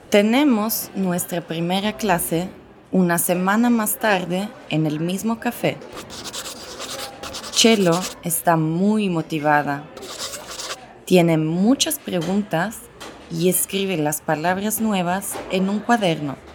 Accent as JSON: {"language": "Spanish", "country": "Italy", "first_language": "Italian", "second_language": "Spanish", "moved": "as an adult", "lives_now": "Mexico City, Mexico", "said": "soy italiana, pero vivo en Ciudad de México desde hace tres años."}